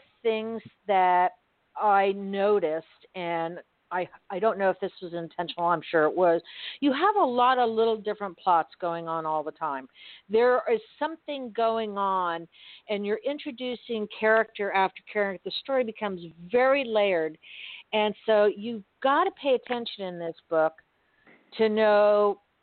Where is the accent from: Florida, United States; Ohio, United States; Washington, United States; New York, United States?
Florida, United States; Miami; I've lived in Florida all my life. I grew up in Miami.